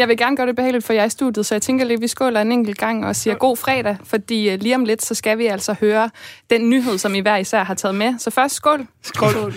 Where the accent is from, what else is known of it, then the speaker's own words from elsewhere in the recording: Denmark; vi danskere